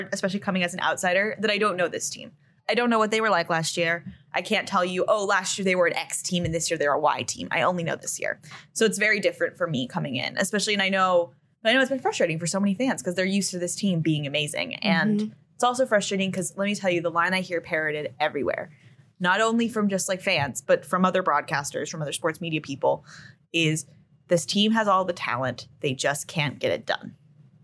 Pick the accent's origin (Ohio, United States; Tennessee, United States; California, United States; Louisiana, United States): California, United States; San Diego; moved away; I'm from San Diego originally